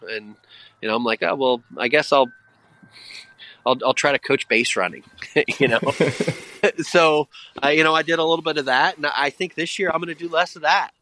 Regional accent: Indiana, United States; also born or lived in Texas; now in Delaware County, Pennsylvania, United States; I'm from Indiana and lived in Texas

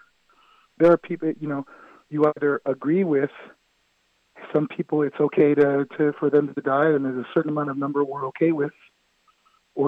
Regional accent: West Coast, United States; moved away; I'm from the West Coast. I was there in 89, you know, about 3 miles from the epicenter of Loma Prieta.

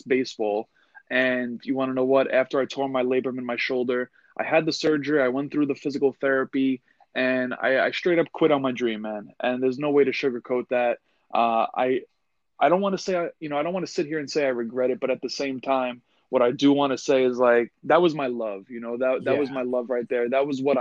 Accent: New York, United States; born and raised in New York

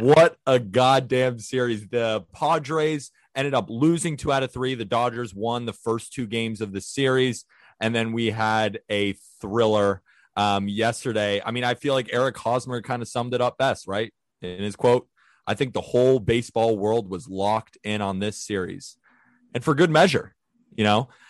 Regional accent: Santa Barbara, California, United States; I'm from Santa Barbara, California, so I grew up around two hours north

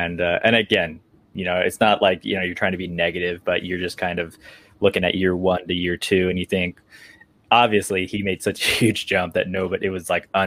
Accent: California, United States; I was born and raised in California

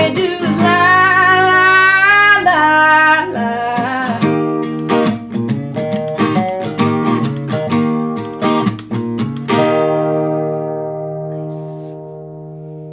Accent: Tylertown, Mississippi, United States; also born or lived in Colorado / Hattiesburg, Mississippi; I'm from Tylertown

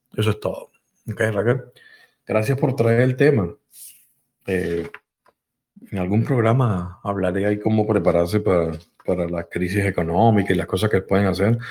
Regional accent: Caracas, Capital District, Venezuela; moved away as an adult; also born or lived in Spain (ancestry); now in United States; yo también soy español y no, pues, nací en Venezuela, ¿no? Pero mm, mi crianza, mi crianza fue hecha con amigos venezolanos y amigos españoles porque mi papá pertenecía a un club de, de españolas allá en Caracas

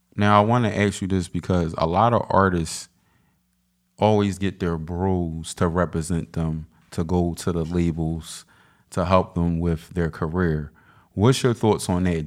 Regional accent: Philadelphia, Pennsylvania, United States; I'm from South Philly

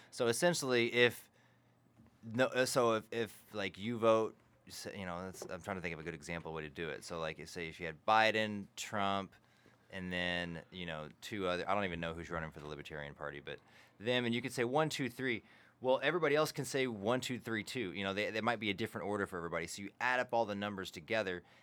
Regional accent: Burleson, Texas, United States; growing up, especially growing up in Burleson, like, my parents were the only Democrats around

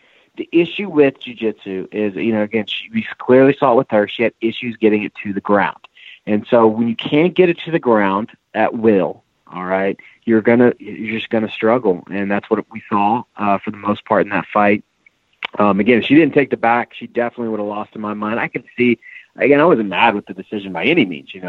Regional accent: Louisville, Kentucky, United States; now in Alabama, United States; I'm coming from Louisville, Kentucky. And I don't talk like Brandon.

